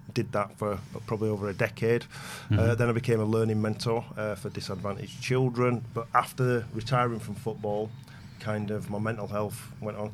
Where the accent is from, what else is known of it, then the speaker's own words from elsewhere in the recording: Bradford, Yorkshire and the Humber, United Kingdom; growing up in Bradford, that's where I'm from, for my sins.